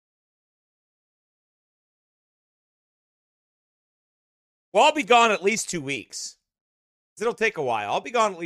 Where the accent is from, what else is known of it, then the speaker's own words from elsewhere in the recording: United States; I'm from America